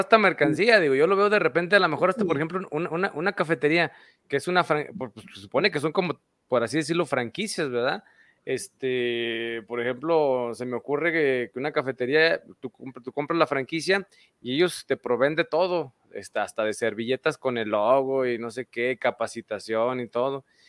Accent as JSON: {"language": "Spanish", "region": "Aguascalientes", "country": "Mexico", "said": "somos de aquí de Aguascalientes"}